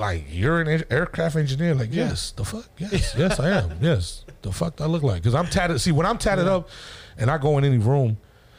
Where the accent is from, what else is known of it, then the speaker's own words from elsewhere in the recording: New Jersey, United States; moved away; Growing up in Jersey, everybody thought I was Samoan